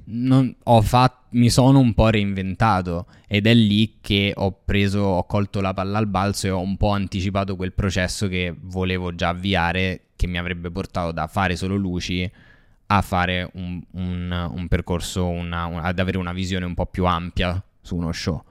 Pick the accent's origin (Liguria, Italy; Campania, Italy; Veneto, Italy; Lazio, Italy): Lazio, Italy; Rome; sono cresciuto così a Ostia